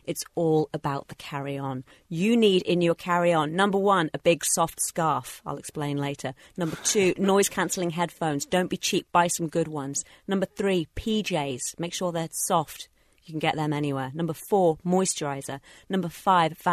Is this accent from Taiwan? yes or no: no; England, United Kingdom; moved away; I am a citizen of the United Kingdom, and once or twice a year, I fly back to see my family, who still live in England